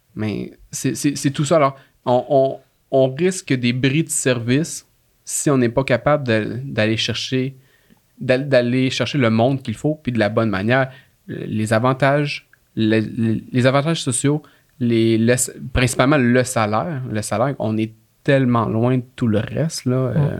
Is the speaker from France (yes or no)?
no; Laurentides, Quebec, Canada; moved away as an adult; now in Quebec City, Canada; je viens pas de la ville de Québec. Là. Je viens des Laurentides